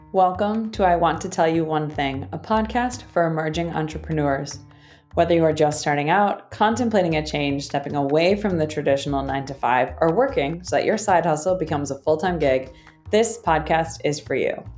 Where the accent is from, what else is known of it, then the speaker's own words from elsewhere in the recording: Chicago, Illinois, United States; moved away as an adult; now in St. Louis, United States; I grew up in Chicago and I have lived there for a while, but I recently just moved down to St. Louis